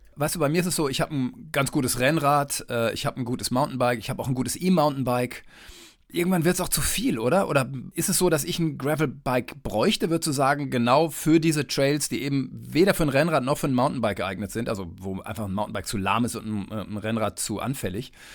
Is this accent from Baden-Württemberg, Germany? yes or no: no; East Westphalia-Lippe, North Rhine-Westphalia, Germany; moved away; also born or lived in Saarbrücken / Mainz / Munich / Kiel; ich bin Westfale, also Ostwestfale-Lipper